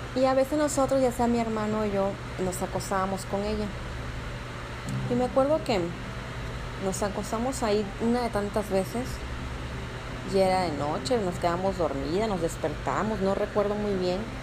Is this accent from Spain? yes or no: no; Mexico; como buena mexicana que, que, que soy